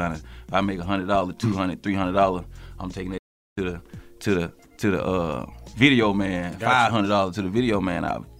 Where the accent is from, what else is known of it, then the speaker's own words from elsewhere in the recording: Covington, Georgia, United States; also born or lived in Harvey, Illinois; I'm from Covington, Georgia. I was born in, you know, Harvey, Illinois, in Chicago.